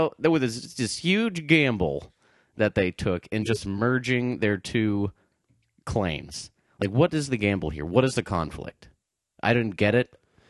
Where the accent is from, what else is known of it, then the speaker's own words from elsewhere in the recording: New Hampshire, United States; I'm from New Hampshire.